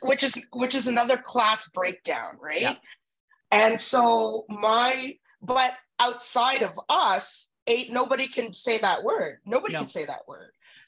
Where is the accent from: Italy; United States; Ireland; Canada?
Canada; Edmonton, Alberta; moved away; also born or lived in Ontario; I grew up in Edmonton